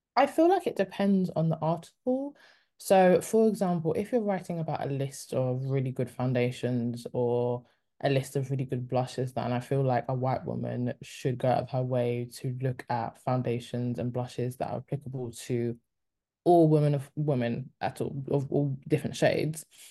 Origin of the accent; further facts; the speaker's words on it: United Kingdom; also born or lived in Congo (heritage); I'm Congolese, but I'm also British.